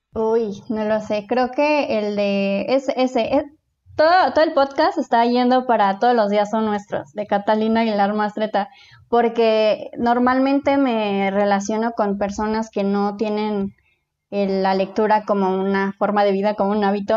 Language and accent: Spanish; Mexico City, Mexico; soy de la Ciudad de México, tengo 29 años